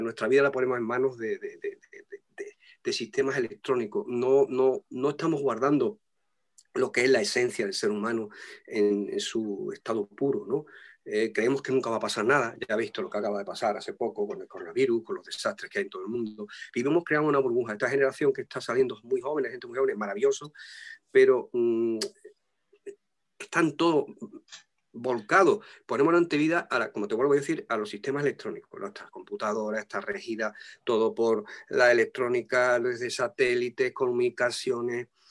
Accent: Tangier, Tanger-Tetouan-Al Hoceima, Morocco; moved away; yo nací en Tánger, en Marruecos, en África.

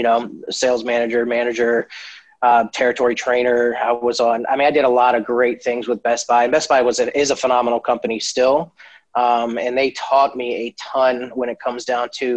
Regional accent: Maryland, United States; moved away as an adult; now in Florida, United States; I'm born and raised in Maryland

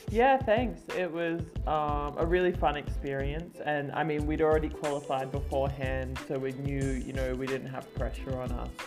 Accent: Mackay, Queensland, Australia; moved away; I grew up in North Queensland and it's a very big state.

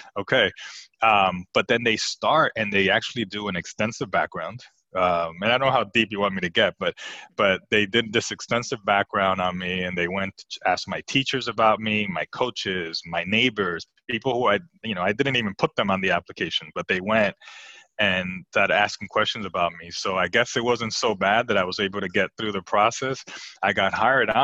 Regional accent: New Jersey, United States; also born or lived in Puerto Rico; I was raised in New Jersey, and I was raised by my mother

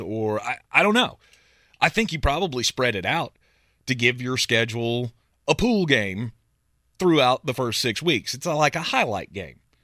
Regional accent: United States; We grew up in America

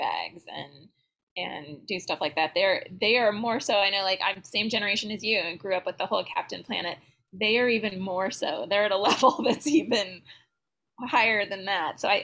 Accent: California, United States; I'm from California

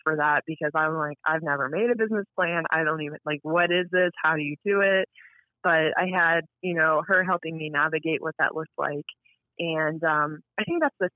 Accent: Cincinnati, Ohio, United States; born or raised there

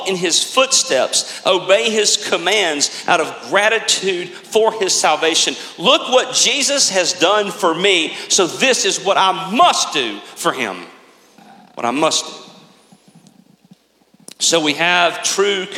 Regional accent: United States; as American Christians

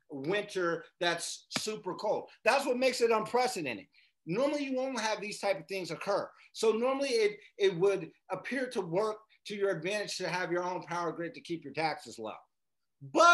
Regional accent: Las Vegas, Nevada, United States; we're from Vegas

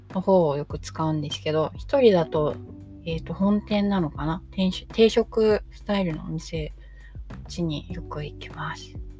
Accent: about two stations from Shinjuku Station, Tokyo, Japan; もともと新宿駅から2駅くらいの場所に生まれ育った

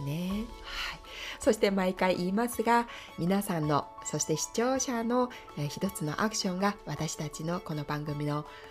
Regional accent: South Korea; first language Korean; Japanese is a second language; moved away as an adult; now in Japan; 私がね生まれ育ったところ

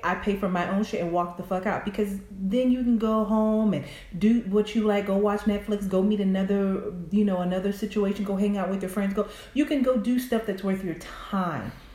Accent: the South, United States; I'm from the South

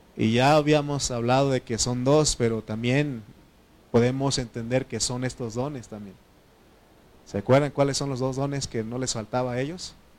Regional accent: Oaxaca, Mexico; Spanish is a second language; moved away; Oaxaca, ahí donde, donde, donde está mi mamá, donde yo nací

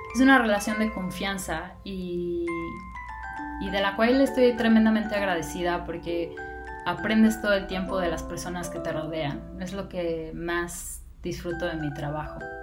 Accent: Mexico City, Mexico; Nací y vivo en la Ciudad de México

